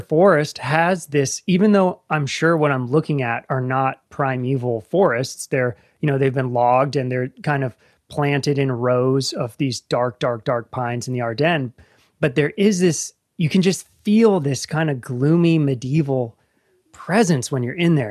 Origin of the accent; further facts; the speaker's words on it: Northern Virginia, United States; moved away as an adult; now in Appalachia, United States; I grew up in Northern Virginia, suburbs